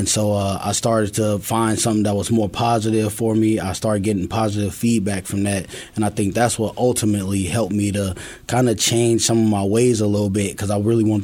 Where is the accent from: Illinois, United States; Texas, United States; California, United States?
Illinois, United States; Chicago; moved away as an adult; now in Iowa, United States; starting out as a youth in Chicago